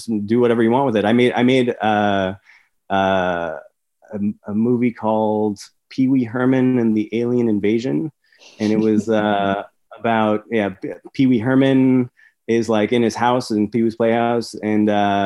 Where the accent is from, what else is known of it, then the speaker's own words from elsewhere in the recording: Montreal, Quebec, Canada; I grew up in Montreal